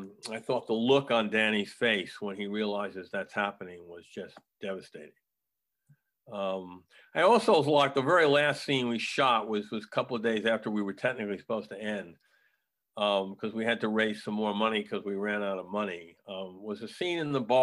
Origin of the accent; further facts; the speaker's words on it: New York, United States; growing up in New York